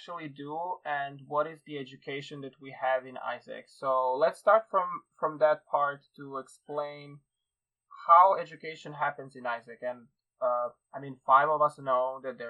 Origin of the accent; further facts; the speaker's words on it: Serbia; now in Iceland; I'm not from Iceland, but I'm from Serbia